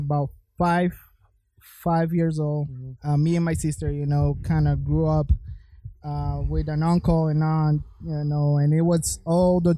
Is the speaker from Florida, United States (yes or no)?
yes; Florida, United States; I'm from Florida